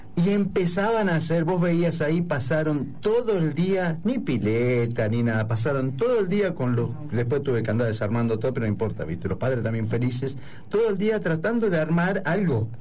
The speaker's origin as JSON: {"language": "Spanish", "region": "Buenos Aires", "country": "Argentina", "moved": "yes", "said": "como buen porteño o bonaerense"}